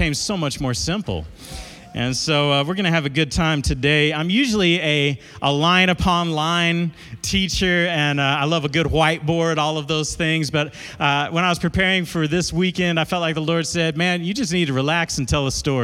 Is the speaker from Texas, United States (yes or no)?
yes; Dallas, Texas, United States; now in Amarillo, United States; I grew up in South Dallas, a neighborhood called South Oak Cliff. And but I moved to Amarillo in 99, been there ever since